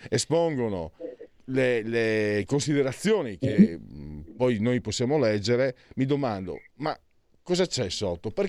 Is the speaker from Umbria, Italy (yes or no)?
no; Friuli-Venezia Giulia, Italy; Io vengo dal Friuli